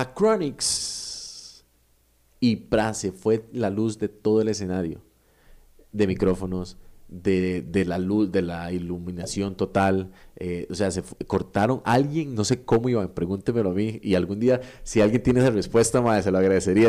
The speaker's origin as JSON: {"language": "Spanish", "country": "Costa Rica", "said": "nosotros como sociedad costarricense"}